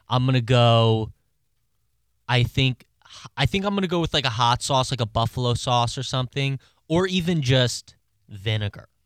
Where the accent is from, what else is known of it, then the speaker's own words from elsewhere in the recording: Maryland, United States; I'm from Maryland